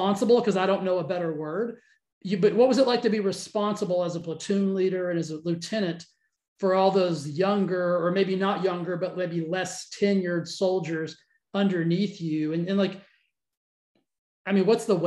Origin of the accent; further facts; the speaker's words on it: Cisco, Texas, United States; I grew up in a tiny little town called Cisco. It's kind of between Abilene and Fort Worth, like right on I-20